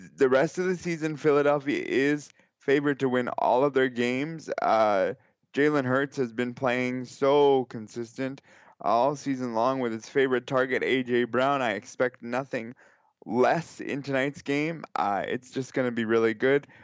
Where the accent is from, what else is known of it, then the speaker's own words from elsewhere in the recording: Canada; as a Canadian